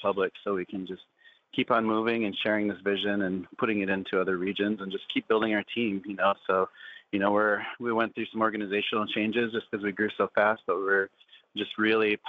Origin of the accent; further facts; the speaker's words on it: Pine Ridge, South Dakota, United States; where I grew up around Pine Ridge